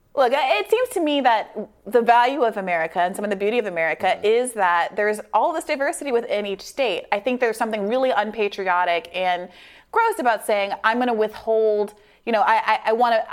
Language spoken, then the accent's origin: English; New York, United States; I'm from New York.